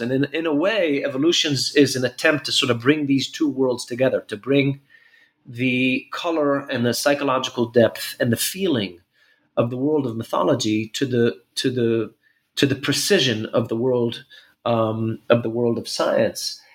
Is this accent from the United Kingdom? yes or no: no; Jerusalem, Jerusalem District, Israel; also born or lived in New York City; I was born in Jerusalem